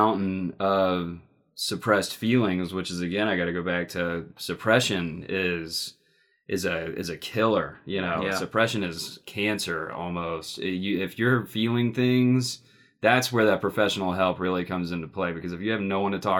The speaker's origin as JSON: {"language": "English", "region": "Mississippi", "country": "United States", "tie": "born or raised there", "said": "I grew up in Mississippi"}